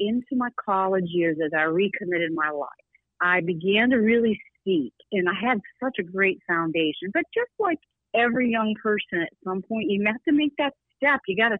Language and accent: English; the South, United States; So there's blessings of growing up in the South, and just the wonder of family, and so beautiful, and just watermelon, and, you know, staying up late in the summer.